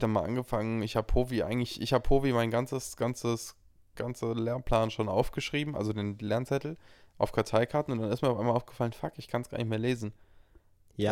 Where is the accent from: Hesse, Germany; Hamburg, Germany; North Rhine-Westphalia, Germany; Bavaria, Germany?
Hesse, Germany; Frankfurt; in meiner Heimat Frankfurt studiere